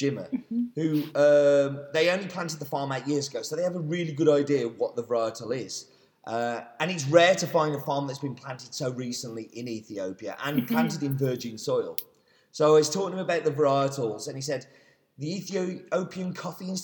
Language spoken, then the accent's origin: English; England, United Kingdom; being English?